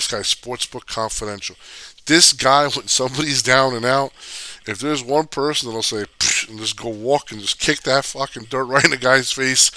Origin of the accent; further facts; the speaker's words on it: New Jersey, United States; I grew up in the Northeast in Jersey